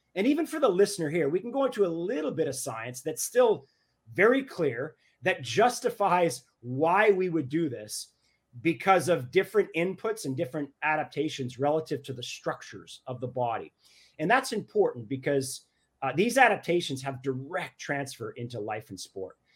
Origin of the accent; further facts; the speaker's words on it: Canada; I'm Canadian